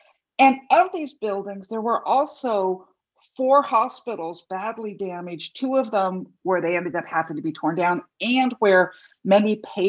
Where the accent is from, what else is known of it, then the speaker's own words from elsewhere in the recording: Los Angeles, California, United States; also born or lived in Taipei, Taiwan; I grew up in Los Angeles, but that year I had gone to spend the year with other family members in Taipei, Taiwan, and was in high school there.